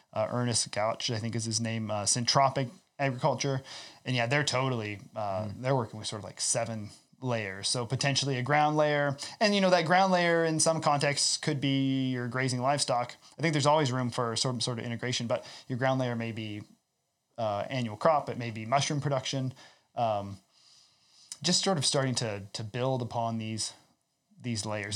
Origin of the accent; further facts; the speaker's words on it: Iowa, United States; also born or lived in Southwest Ontario; now in Ontario, Canada; I come from Iowa